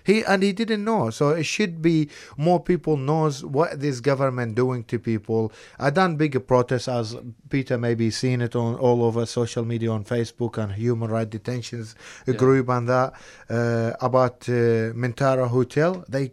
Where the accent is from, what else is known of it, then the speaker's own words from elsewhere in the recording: Iraq; Yes, I'm from Iraq.